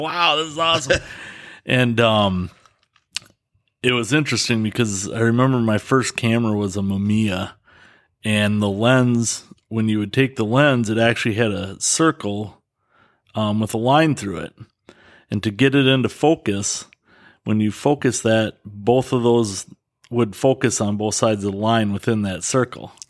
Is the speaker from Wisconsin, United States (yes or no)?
yes; Dodgeville, Wisconsin, United States; born and raised in Dodgeville.